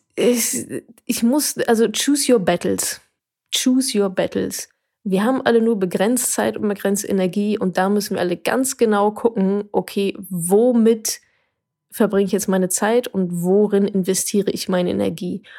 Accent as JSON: {"language": "German", "area": "Ruhr area", "region": "North Rhine-Westphalia", "country": "Germany", "said": "ich komme aus dem Ruhrgebiet"}